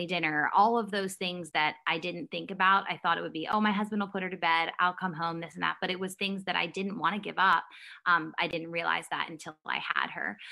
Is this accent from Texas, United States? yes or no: no; Maryland, United States; I grew up and am still in Maryland